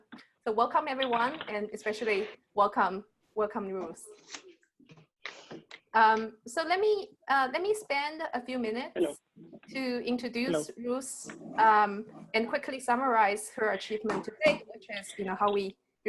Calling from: Minneapolis, Minnesota, United States; I'm dialing in from Minneapolis.

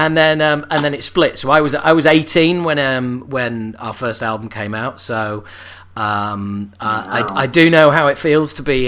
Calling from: London, United Kingdom; I'm calling from London town as we speak.

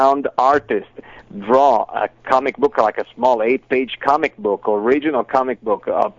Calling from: Los Angeles, California, United States; I'm calling from Los Angeles.

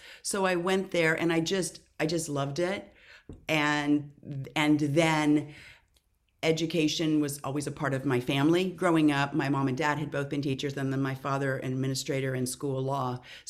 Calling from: California, United States; I am in Southern California on a hazy morning.

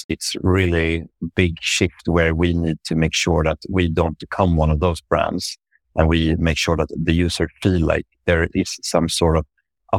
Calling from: Stockholm, Stockholm County, Sweden; Yeah, so I'm joining from Stockholm in Sweden, Northern Europe, where I work at Voi Technology, which is a micromobility company.

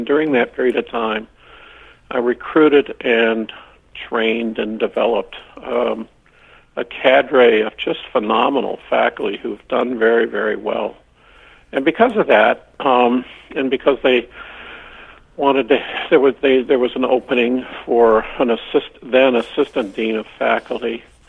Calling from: Vermont, United States; I'm calling you from the University of Vermont, located in the People's Republic of Vermont.

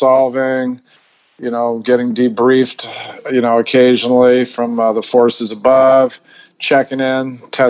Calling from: Bangkok, Thailand; I'm calling from Bangkok in Thailand, Southeast Asia.

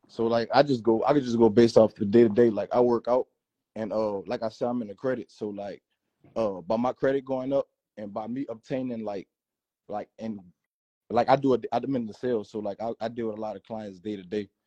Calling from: Atlanta, Georgia, United States; I'm calling from Atlanta.

